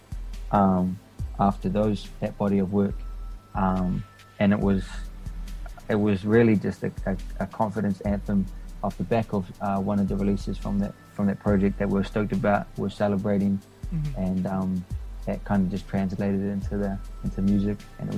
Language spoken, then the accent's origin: English; Wellington, New Zealand; also born or lived in Papua New Guinea; now in Christchurch, New Zealand; I moved to NZ before I was 2 years old